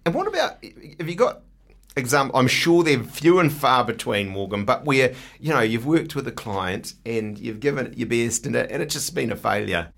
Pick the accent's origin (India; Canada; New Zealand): New Zealand; I'm such a Kiwi bloke